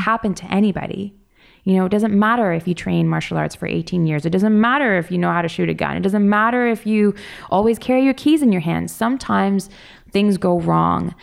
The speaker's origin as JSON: {"language": "English", "town": "Toronto", "region": "Ontario", "country": "Canada", "tie": "born or raised there", "said": "growing up in Toronto"}